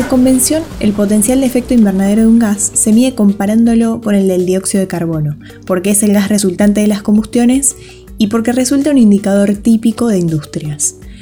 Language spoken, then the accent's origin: Spanish; Buenos Aires, Argentina; licenciada en Ciencias Ambientales, porteña